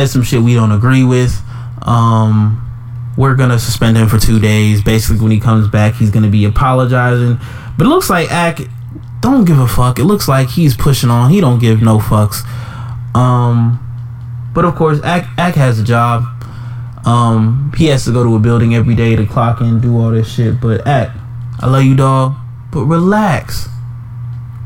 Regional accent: Jamaica; as your Jamaican brother

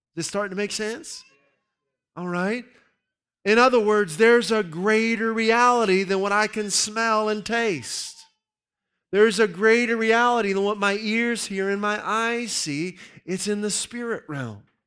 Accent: Pittsburgh, Pennsylvania, United States; I grew up in the Pittsburgh area

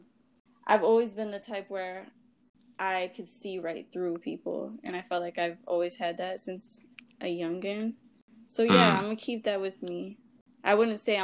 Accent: Dearborn, Michigan, United States; I'm from Wayne County. I just say Detroit, but people will know like Dearborn area. So I grew up in Dearborn

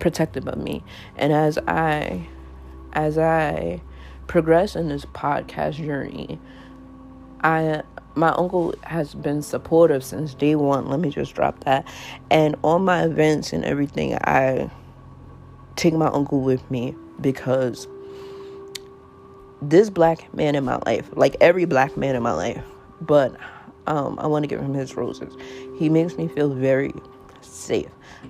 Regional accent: New York City, New York, United States; I grew up in South Jamaica, Queens

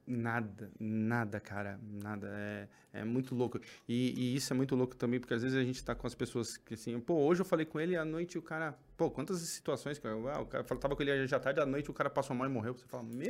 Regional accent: São Paulo, Brazil; São Paulo, a gente é daqui da Zona Norte

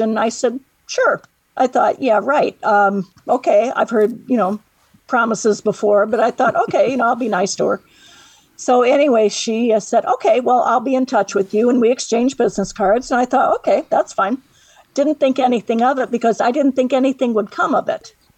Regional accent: Michigan City, Indiana, United States; also born or lived in South Bend, Indiana; I was born in Michigan City, which is where I live right now

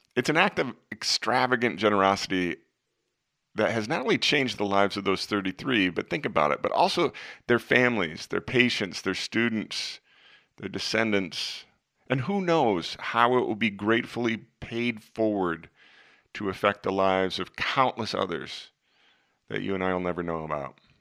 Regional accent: Des Moines, Iowa, United States; my hometown of Des Moines

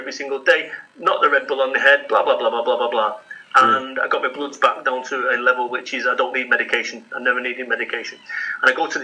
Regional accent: Salford, North West England, United Kingdom; I'm from Salford, Manchester

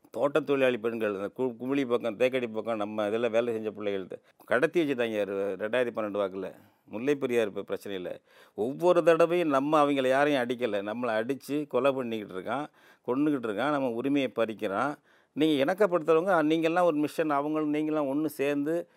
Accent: Tamil Nadu, India; first language Tamil; எங்கள் இனம் தமிழ் இனம் எங்கள் தாய்மொழி தமிழ் எங்கள் தேசம் தமிழ் தேசம்

